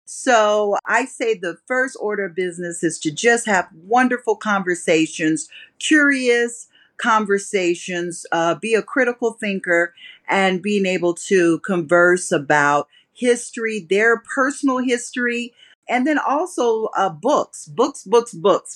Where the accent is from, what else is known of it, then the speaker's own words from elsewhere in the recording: Las Vegas, Nevada, United States; I grew up in Las Vegas.